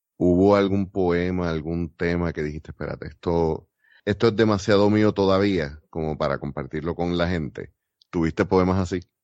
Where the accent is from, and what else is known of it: Puerto Rico